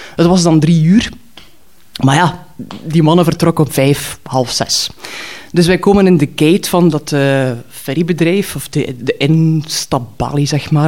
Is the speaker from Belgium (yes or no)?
yes; Knokke, Flanders, Belgium; papierwinkel of papierzaak in Knokken stapte, waar ik ben opgegroeid